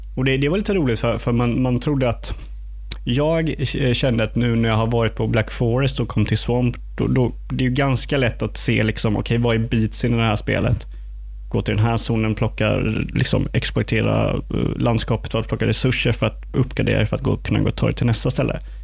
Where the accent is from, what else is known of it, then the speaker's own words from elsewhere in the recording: Eksjö, Jönköping County, Sweden; jag är ju från Eksjö